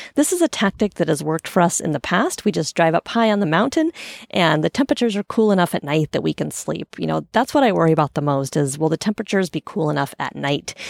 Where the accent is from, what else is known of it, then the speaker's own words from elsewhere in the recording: Portland, Oregon, United States; I grew up in Portland.